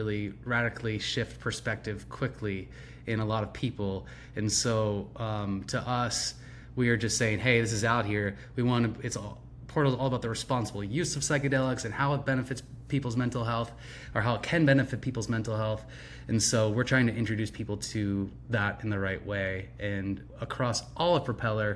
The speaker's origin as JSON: {"language": "English", "town": "York", "region": "Pennsylvania", "country": "United States", "moved": "yes", "lives_now": "Malibu, United States", "said": "I'm from York, Pennsylvania"}